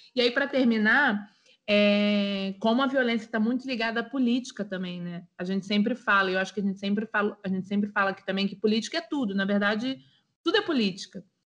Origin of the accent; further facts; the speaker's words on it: Nilópolis, Rio de Janeiro, Brazil; sou de Nilópolis